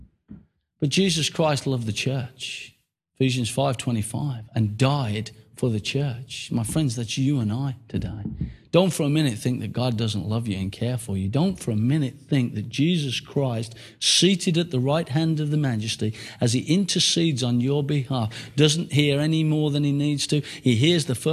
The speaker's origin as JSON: {"language": "English", "country": "United Kingdom"}